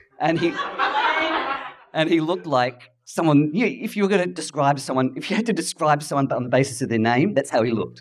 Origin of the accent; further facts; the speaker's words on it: Adelaide, South Australia, Australia; I'm actually from Adelaide, and I grew up in a time and a place where there were no coloured people